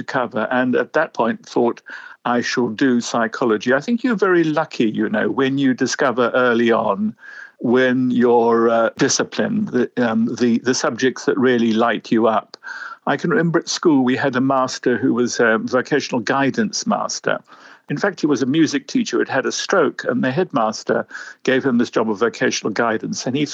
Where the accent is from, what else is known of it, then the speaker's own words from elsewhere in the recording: South Africa; moved away as an adult; also born or lived in London; I grew up in South Africa. My parents were British who went out after the war